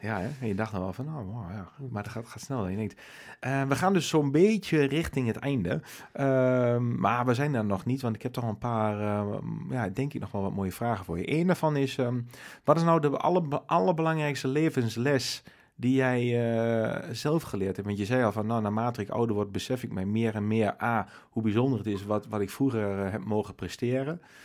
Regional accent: Nijverdal, Overijssel, Netherlands; we zijn beide nijveren

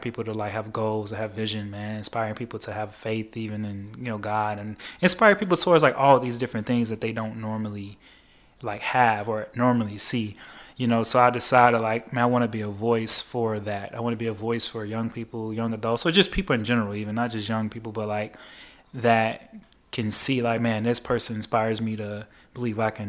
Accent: Chicago, Illinois, United States; my life growing up on the South Side of Chicago

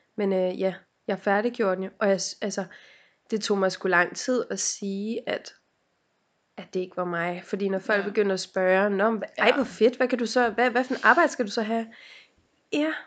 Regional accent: Helsinge, Capital Region of Denmark, Denmark; jeg er fra Helsing

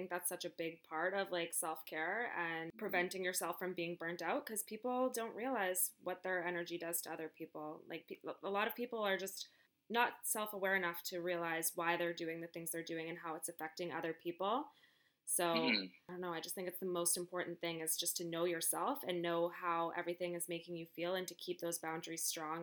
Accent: Calgary, Alberta, Canada; now in Vancouver, Canada; I grew up in Calgary and I have tons of friends there.

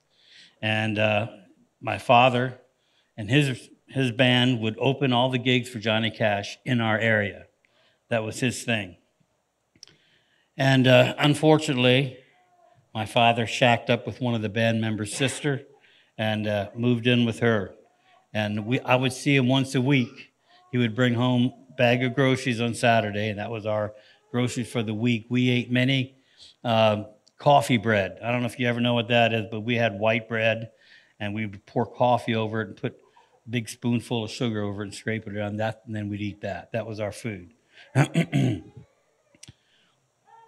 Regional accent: Canton, Ohio, United States; moved away; our lives went from the slums of Canton, Ohio

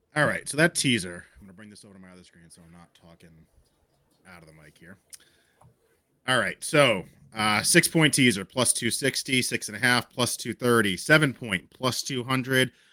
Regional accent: New England, United States; growing up in New England

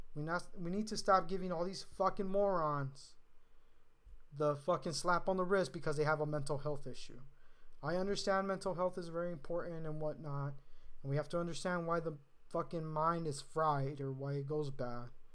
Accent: California, United States; being a Californian

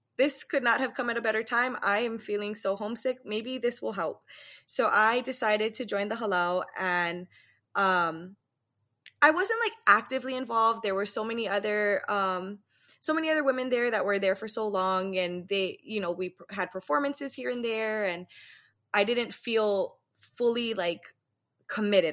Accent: Waianae, Hawaii, United States; moved away as an adult; now in Las Vegas, United States; I'm originally from Waianae, born and raised.

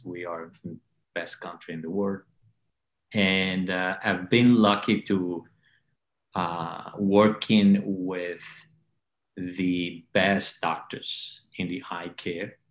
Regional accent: Havana, Cuba; moved away as an adult; now in United States; I grew up in Havana, Cuba.

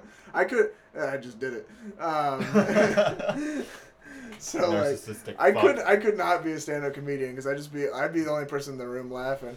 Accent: Star, Idaho, United States; No, I'm from Star.

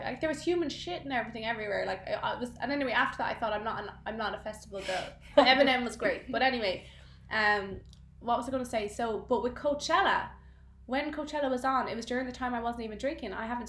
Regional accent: Galway, Connacht, Ireland; my mom's from Galway, we're from Galway

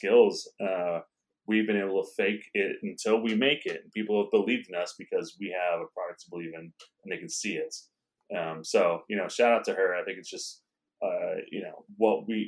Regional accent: Chicago, Illinois, United States; moved away as an adult; also born or lived in New York; I grew up in Chicago. I grew up in Edgewater, East Edgewater, kind of near Rogers Park

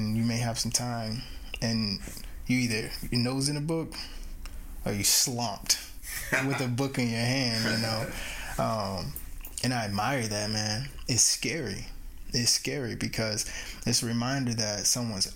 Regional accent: United States; I'm American, and when I mean American, of course, I mean Indigenous American

